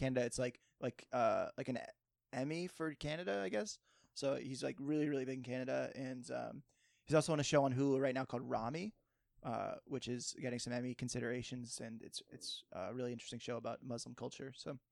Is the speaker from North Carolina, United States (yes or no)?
no; Cape Cod, Massachusetts, United States; also born or lived in Martha's Vineyard; I grew up in Cape Cod